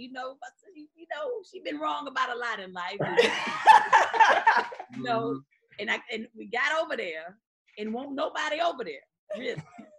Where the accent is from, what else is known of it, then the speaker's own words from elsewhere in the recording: Eden, North Carolina, United States; Yeah, Eden, North Carolina.